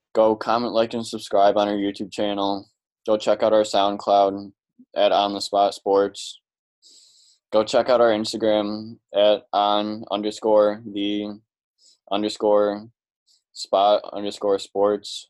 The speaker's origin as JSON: {"language": "English", "town": "Chicago", "region": "Illinois", "country": "United States", "said": "we're from Chicago"}